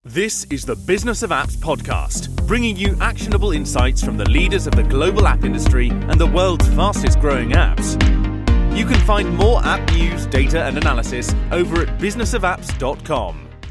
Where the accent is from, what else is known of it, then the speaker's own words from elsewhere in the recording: Argentina; now in Spain; we live in Spain with my husband, which is also the co-founder of my agency. Uh, we are originally from Argentina.